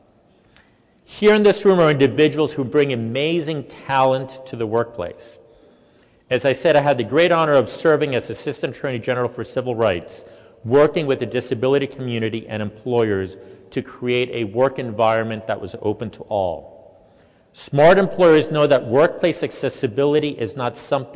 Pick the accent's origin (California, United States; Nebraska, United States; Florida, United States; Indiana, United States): Florida, United States; Miami; moved away; I grew up in Miami